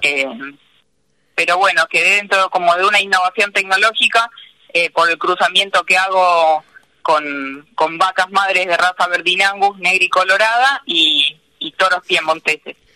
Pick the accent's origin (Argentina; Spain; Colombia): Argentina; Paso del Rey, Buenos Aires Province; also born or lived in Marcos Paz; yo nací en Paso del Rey, soy hija de una familia de comerciantes